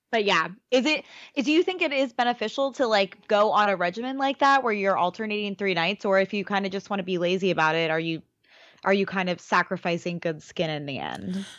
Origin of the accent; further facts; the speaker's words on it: Baltimore, Maryland, United States; I'm from Baltimore